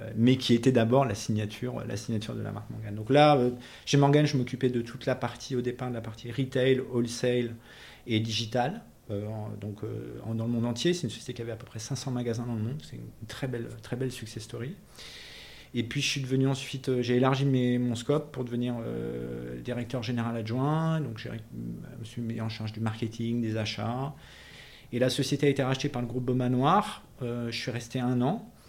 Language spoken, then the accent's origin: French; south-west France, France; moved away; also born or lived in Tunisia / Paris; je suis né en Tunisie, donc en 1968, et ensuite j'ai vécu, j'ai grandi dans le sud-ouest de la France